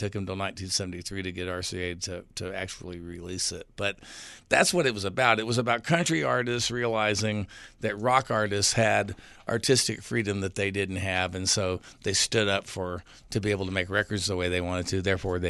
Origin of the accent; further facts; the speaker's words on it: San Antonio, Texas, United States; moved away as an adult; also born or lived in Nashville; growing up in San Antonio, Texas